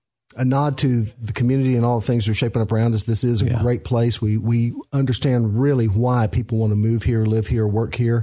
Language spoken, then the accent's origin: English; Central Florida, United States; also born or lived in West Tennessee; now in Clarksville, Tennessee, United States; grew up in Central Florida